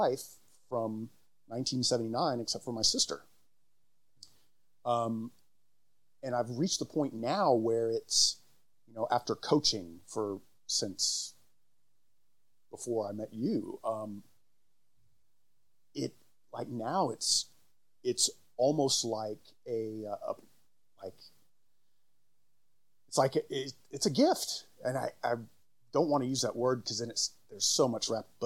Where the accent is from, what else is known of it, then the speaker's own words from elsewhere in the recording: Dallas, Texas, United States; also born or lived in New Mexico; I was born in Dallas